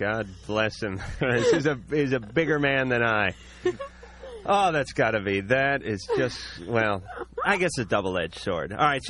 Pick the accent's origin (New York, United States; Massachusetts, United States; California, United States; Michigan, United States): California, United States; Los Angeles; I was born and raised in North Hollywood, California, which would later become the porn capital of the world.